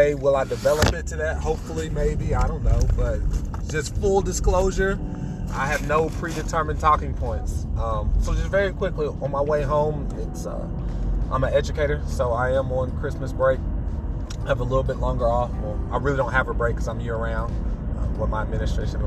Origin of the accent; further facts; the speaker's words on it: United States; as an American